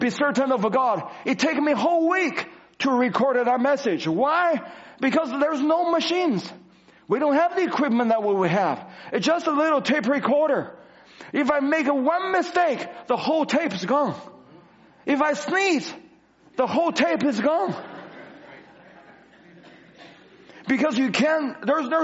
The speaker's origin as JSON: {"language": "English", "country": "China", "tie": "born or raised there", "moved": "yes", "said": "I go back to China, and I go back to my hometown"}